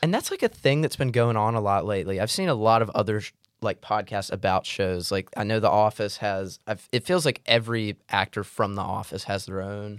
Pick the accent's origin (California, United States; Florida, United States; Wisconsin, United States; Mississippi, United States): Mississippi, United States; I'm from Mississippi. We do biscuits.